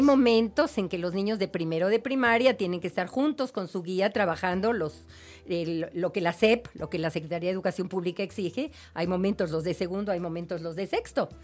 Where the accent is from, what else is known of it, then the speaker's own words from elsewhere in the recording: Mexico; nuestra idiosincrasia mexicana